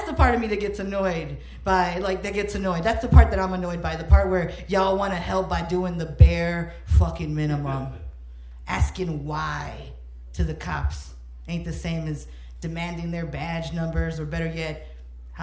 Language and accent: English; Chicago, Illinois, United States; growing up in Homo Park